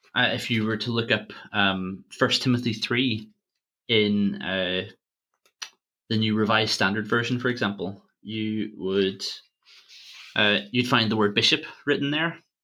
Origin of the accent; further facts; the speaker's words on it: Armagh, Northern Ireland, United Kingdom; Usher was, was Archbishop of Armagh, uh, my hometown